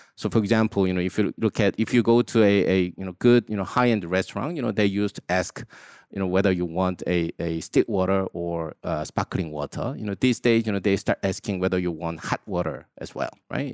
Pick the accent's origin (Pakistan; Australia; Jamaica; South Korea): South Korea; I grew up in Korea